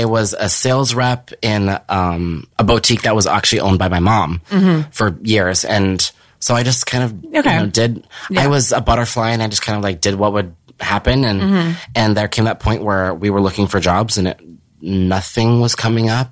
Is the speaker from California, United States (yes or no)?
yes; Norco, California, United States; I grew up in Riverside. I grew up in this small town